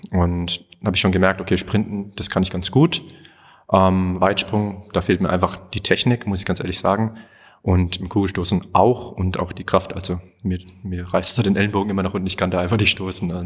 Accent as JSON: {"language": "German", "country": "Germany", "tie": "born or raised there", "said": "Ich bin in Siebenhäuserdorf aufgewachsen da hatten wir jetzt nicht die größten Möglichkeiten, keine Busanbindung, nix."}